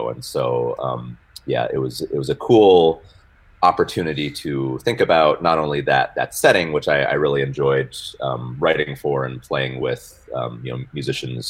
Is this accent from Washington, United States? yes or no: yes; Spokane, Washington, United States; moved away as an adult; also born or lived in Rochester, New York; now in Fayetteville, United States; I'm from Spokane, Washington, originally. And that was kind of where I got my musical start